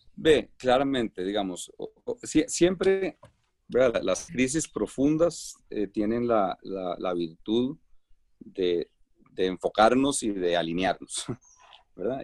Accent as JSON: {"language": "Spanish", "country": "Costa Rica", "moved": "yes", "lives_now": "Colombia", "said": "soy costarricense, bueno, soy costarricense y, y, pero tengo un, un corazón medio colombiano. Colombia me ha, me ha recibido con, con los brazos abiertos y, y tengo mi residencia allá"}